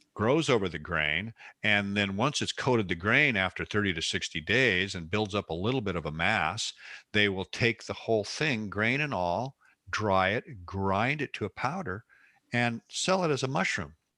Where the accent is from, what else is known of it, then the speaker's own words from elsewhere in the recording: West Coast, United States; I grew up out here on the West Coast